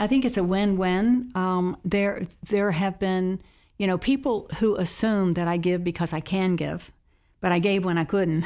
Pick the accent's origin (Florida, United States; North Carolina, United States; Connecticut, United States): North Carolina, United States; Charlotte; as a child, I grew up in Charlotte, North Carolina